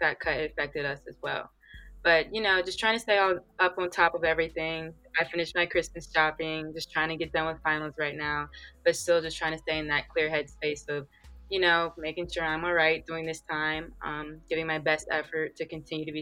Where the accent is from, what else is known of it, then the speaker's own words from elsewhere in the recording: Calvert County, Maryland, United States; moved away as an adult; I'm from Calvert County, Maryland